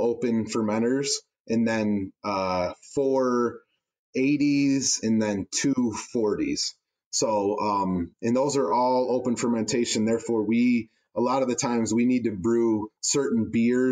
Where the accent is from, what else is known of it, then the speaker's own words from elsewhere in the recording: Traverse City, Michigan, United States; a born and raised Michigander